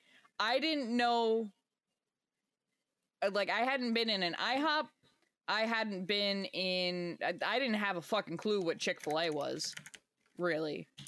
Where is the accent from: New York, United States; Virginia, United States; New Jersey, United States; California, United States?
New Jersey, United States; growing up in Jersey